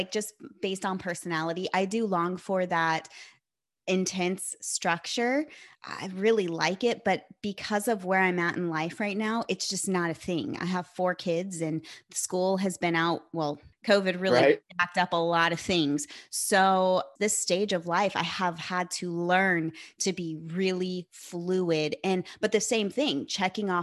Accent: California, United States; I'm from California

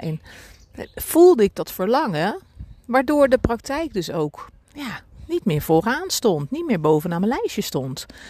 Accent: Reeuwijk, South Holland, Netherlands; ik ben in Reewijk geboren, getogen en even weggegaan en weer teruggegaan

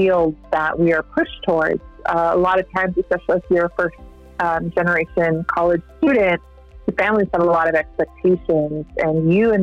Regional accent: El Paso, Texas, United States; moved away as an adult; also born or lived in South Bend, Indiana; I live in El Paso, Texas, currently. That's where I was born and raised

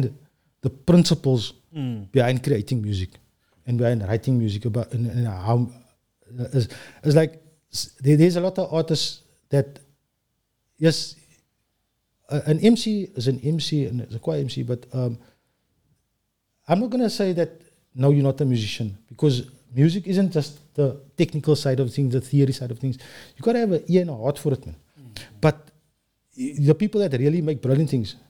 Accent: Cape Town, Western Cape, South Africa; also born or lived in Bellville; I'm from Els River. Lived there most of my life.

